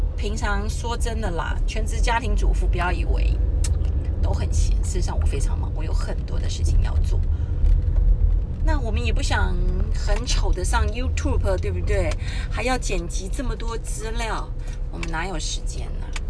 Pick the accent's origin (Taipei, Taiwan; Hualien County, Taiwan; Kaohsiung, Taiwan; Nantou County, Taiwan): Taipei, Taiwan; 我是从小在台北长大的小孩，我们家有五个小孩